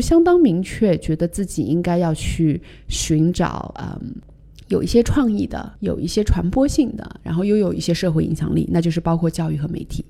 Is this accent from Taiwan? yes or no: no; China; moved away; also born or lived in New York, United States; 作为一个中国人，在一个比较美国化的企业当中，在纽约当时